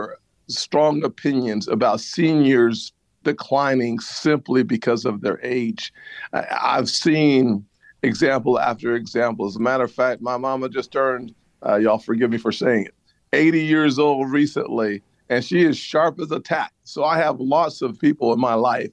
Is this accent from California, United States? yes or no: no; South Carolina, United States; my home state